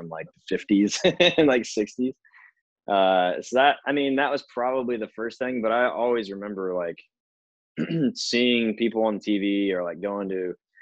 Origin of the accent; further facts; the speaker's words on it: Canton, Illinois, United States; now in Nashville, United States; I'm from Central Illinois, little small farm town called Canton